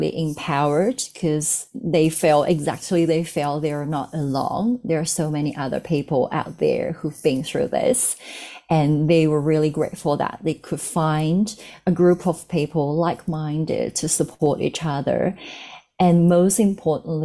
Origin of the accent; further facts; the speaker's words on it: China; moved away as an adult; now in Australia; I'm from China.